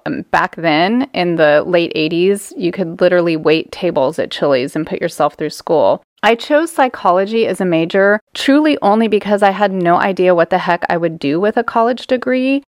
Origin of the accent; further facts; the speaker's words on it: Southern California, United States; moved away; growing up in Southern California, we spent most of our weekends as a family down at the beach